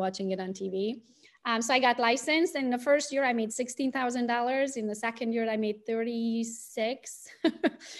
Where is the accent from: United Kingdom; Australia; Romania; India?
Romania; Transylvania; English is a second language; moved away as an adult; now in Michigan, United States; as you can hear it from my accent, I was not born in the US. I was born in Romania, Transylvania. I'm Hungarian by nationality